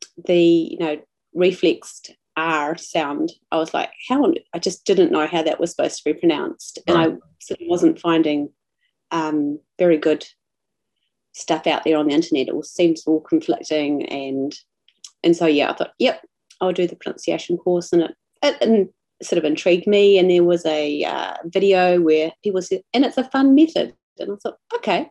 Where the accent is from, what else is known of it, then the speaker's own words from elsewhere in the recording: New Zealand; I'm a New Zealander, living in the South Island, in a very small little town